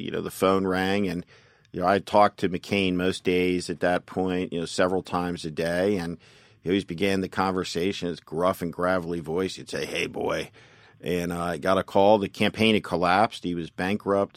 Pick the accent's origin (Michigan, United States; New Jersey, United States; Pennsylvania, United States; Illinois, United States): New Jersey, United States; North Plainfield; I'm from, I'm from New Jersey. I grew up in North Plainfield, New Jersey, which is about twenty-five miles outside of New York City